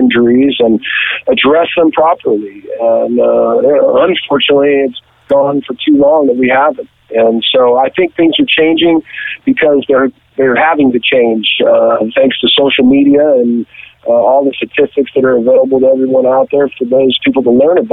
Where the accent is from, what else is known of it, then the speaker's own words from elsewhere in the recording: the valley outside Los Angeles, California, United States; also born or lived in Moses Lake, Washington; out in the valley where I grew up outside Los Angeles